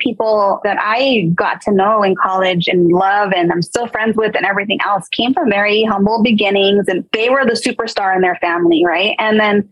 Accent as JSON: {"language": "English", "town": "Montebello", "region": "California", "country": "United States", "tie": "born or raised there", "said": "I grew up in Montebello, Rosemead area, like"}